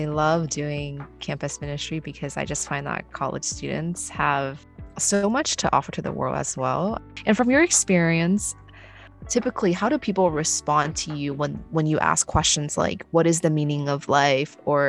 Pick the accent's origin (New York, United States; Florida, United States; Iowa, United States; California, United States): California, United States; I grew up in California